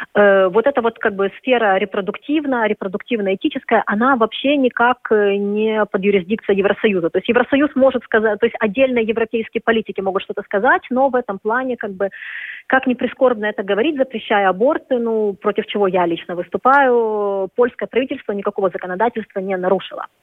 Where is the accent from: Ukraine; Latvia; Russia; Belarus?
Ukraine; Kyiv; moved away as an adult; now in Warsaw, Poland; я киевлянка, это как-то, особенно вот в Киеве моего детства